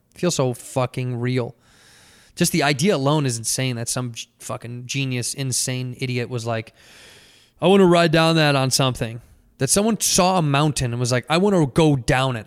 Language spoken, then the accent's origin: English; Chicago, Illinois, United States; moved away; I'm born and raised in Chicago